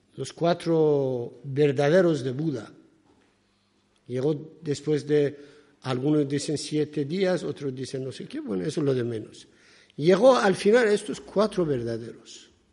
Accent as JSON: {"language": "Spanish", "country": "Iran", "second_language": "Spanish", "moved": "yes", "lives_now": "Spain", "said": "yo soy persa, soy de Irán"}